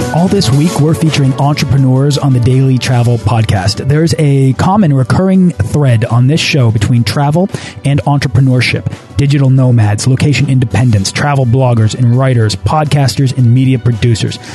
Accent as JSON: {"language": "English", "region": "New England", "country": "United States", "said": "I'm also from New England"}